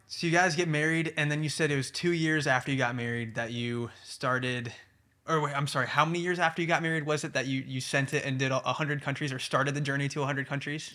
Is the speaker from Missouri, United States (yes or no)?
yes; St. Louis, Missouri, United States; I grew up in St. Louis, Missouri